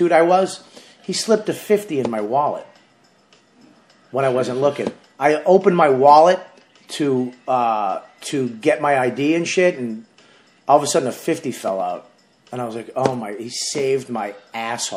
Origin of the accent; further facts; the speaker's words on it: Boston, Massachusetts, United States; moved away as an adult; also born or lived in New York City; That was my hometown